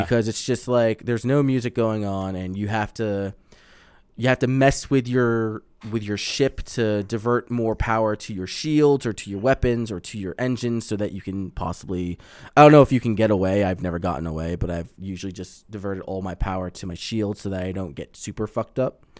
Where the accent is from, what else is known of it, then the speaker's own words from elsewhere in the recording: Long Island, New York, United States; moved away; I grew up on in Long Island.